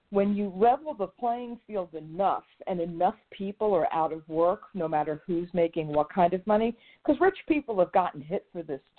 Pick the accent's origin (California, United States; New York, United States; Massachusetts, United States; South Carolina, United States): New York, United States; moved away; the being a, a native New Yorker